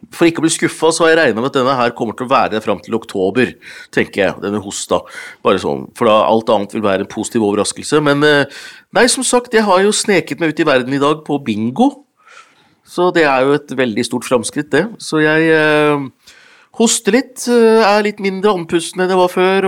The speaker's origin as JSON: {"language": "Norwegian", "town": "Hunndalen", "region": "Innlandet", "country": "Norway", "tie": "born or raised there", "said": "faren min vant jo TV på bingo hjemme i Hunndalen. Så vi var de første som, hadde TV hjemme i Hunndalen"}